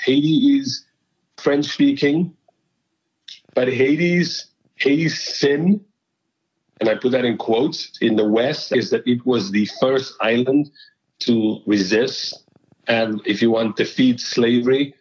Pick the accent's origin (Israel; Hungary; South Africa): South Africa; Cape Town, Western Cape; moved away as an adult; now in New York, United States; I am originally from Cape Town. um, in South Africa, where I was born and grew up